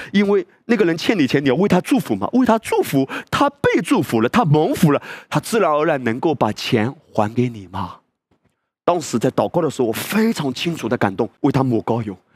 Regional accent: China

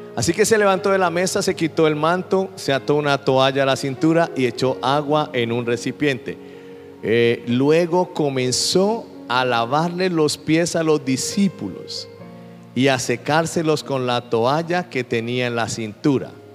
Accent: Colombia; yo soy colombiano.

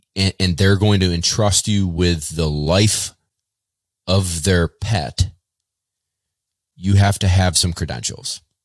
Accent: Baldwinsville, New York, United States; I'm from Central New York. Uh, grew up in a town called Baldwinsville

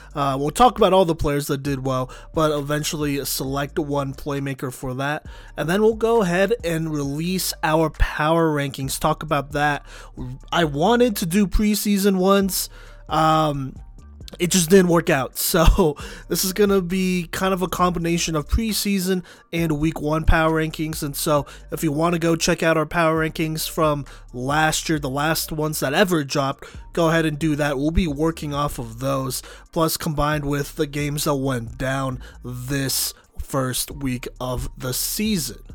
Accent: Dallas, Texas, United States; I am from Dallas

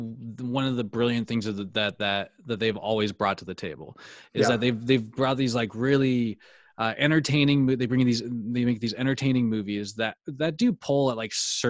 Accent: United States; We are American.

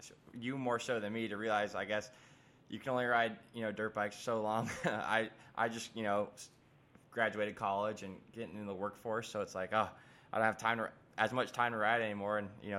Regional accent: Florida, United States; now in North Carolina, United States; I'm from Florida originally.

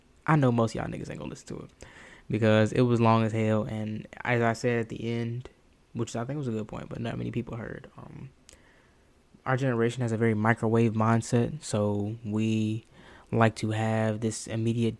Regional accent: the South, United States; I was raised in the South

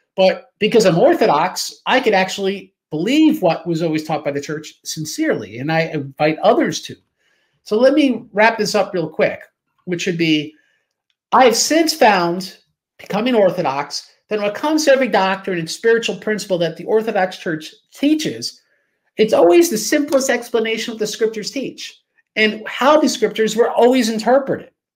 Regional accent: United States; I'm an American

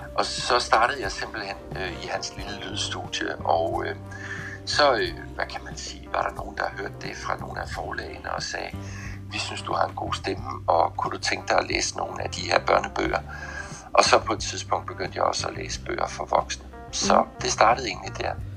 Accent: Southern Jutland, Southern Denmark, Denmark; moved away; jeg kommer oprindeligt fra Sønderjylland

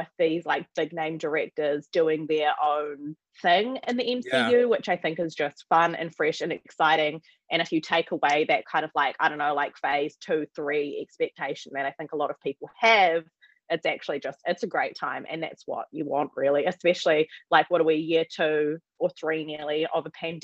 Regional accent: New Zealand; I, as a New Zealander

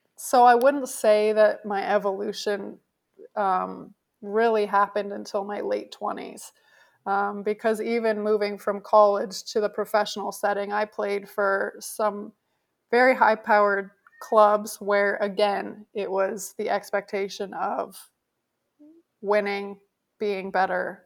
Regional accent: Canada; moved away as an adult; I grew up in Canada

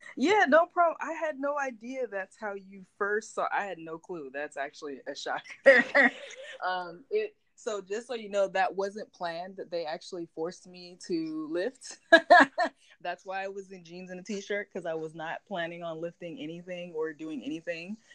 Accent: Rialto, California, United States; I grew up in Rialto, California

